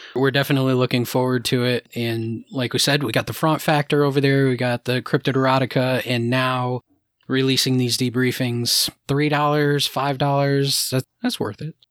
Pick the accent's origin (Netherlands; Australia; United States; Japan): United States; New England; we're all from New England